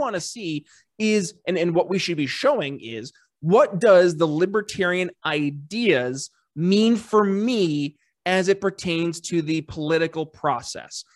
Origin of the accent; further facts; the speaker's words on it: United States; also born or lived in Philadelphia; being an American